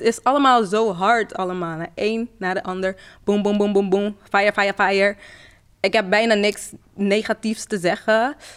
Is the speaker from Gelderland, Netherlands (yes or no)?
no; Rotterdam, South Holland, Netherlands; ik kom uit Rotterdam.